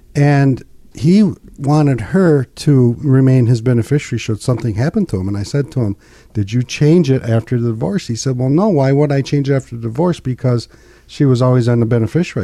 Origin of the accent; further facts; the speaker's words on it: United States; also born or lived in Linwood; I grew up in Pinkani